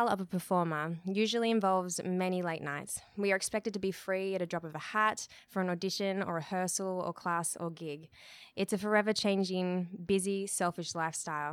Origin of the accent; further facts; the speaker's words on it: Australia; moved away as an adult; also born or lived in Los Angeles; I am an Australian who had been living in Los Angeles for 4 years with my lovely husband